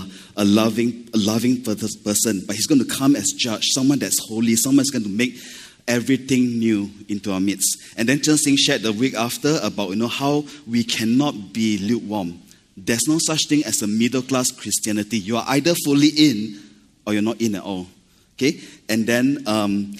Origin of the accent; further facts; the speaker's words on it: Malaysia; now in Singapore; I'm Malaysian